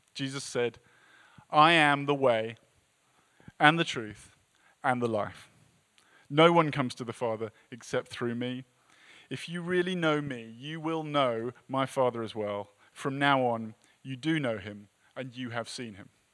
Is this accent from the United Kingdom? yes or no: yes; England, United Kingdom; moved away as an adult; now in United States; as an English person